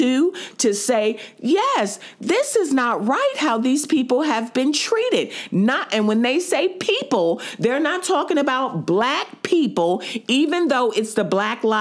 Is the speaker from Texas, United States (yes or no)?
no; New York City, New York, United States; Being a New Yorker, native New Yorker